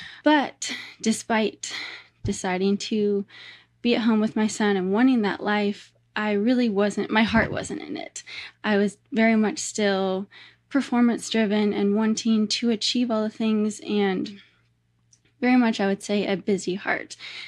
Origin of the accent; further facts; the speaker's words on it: Nebraska, United States; We grew up in Nebraska, and there were cornfields surrounding our house on every side.